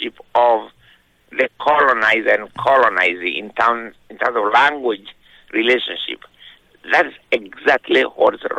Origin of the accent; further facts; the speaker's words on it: Kenya; I was born in 1938 in Kenya